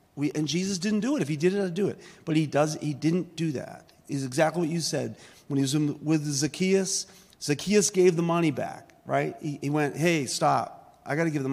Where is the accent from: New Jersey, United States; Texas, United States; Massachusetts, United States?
Massachusetts, United States; Boston; I grew up in South Boston, Massachusetts